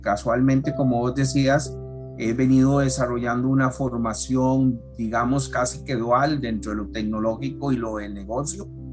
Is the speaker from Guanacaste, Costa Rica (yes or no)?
no; San José, Costa Rica; accent: Costa Rican R; soy costarricense y todos los amigos extranjeros lo notarán por, por nuestra R, fácilmente identificable nosotros los ticos. Tengo 56 años, nací en San José acá en el año 65